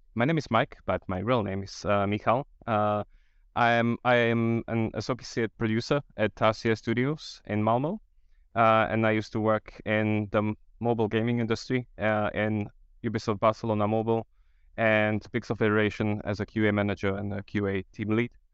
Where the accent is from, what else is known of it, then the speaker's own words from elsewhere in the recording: Slovakia; I'm from Slovakia